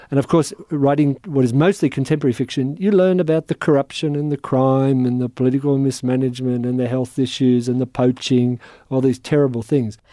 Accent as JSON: {"language": "English", "country": "Australia", "said": "as an Australian"}